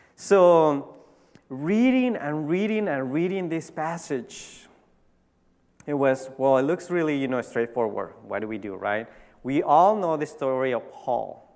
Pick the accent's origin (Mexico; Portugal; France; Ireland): Mexico; Tijuana, Baja California; I grew up in Tijuana, Mexico